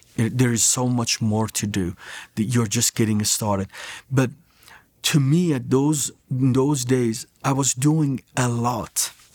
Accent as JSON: {"language": "English", "country": "Iran", "said": "As Iranians, we do speak Farsi, but I had to do my prayers in Arabic."}